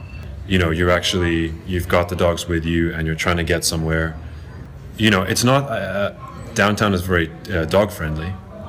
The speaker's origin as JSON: {"language": "English", "country": "Zimbabwe", "moved": "yes", "lives_now": "Los Angeles, United States", "said": "I'm from Zimbabwe originally."}